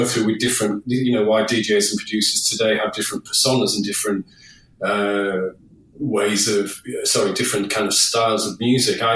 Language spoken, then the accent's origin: English; Hull, Yorkshire and the Humber, United Kingdom; I was only young in my hometown of Hull, home city of Hull